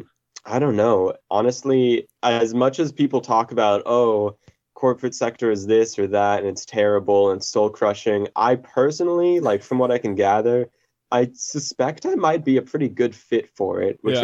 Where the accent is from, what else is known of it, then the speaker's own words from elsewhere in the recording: Colorado, United States; now in Minneapolis, United States; I'm born and raised in Colorado, but I'm living in Minnesota right now